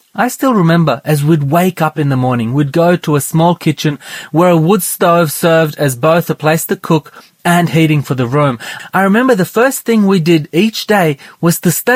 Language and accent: English; Romania; I was born in Romania.